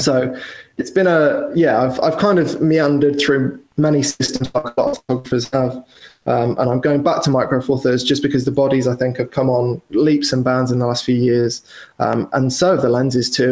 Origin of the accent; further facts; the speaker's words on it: Wales, United Kingdom; moved away as an adult; also born or lived in London; I grew up in Wales, which is probably, as the crow flies, 250 miles from London.